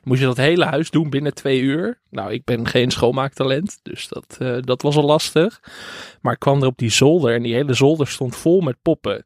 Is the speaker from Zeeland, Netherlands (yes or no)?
no; Enkhuizen, North Holland, Netherlands; ik kom uit Enkhuizen